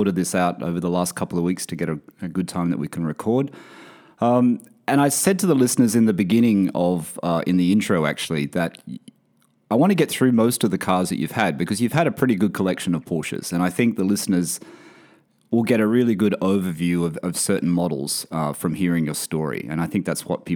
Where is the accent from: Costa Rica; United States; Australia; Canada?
Australia; my home country. Everyone, you guys know I'm from Australia